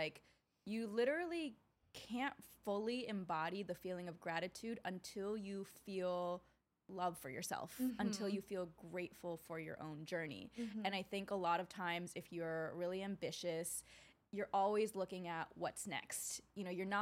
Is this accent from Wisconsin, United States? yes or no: yes; Wisconsin, United States; I grew up in Wisconsin as one of the few Asian girls there.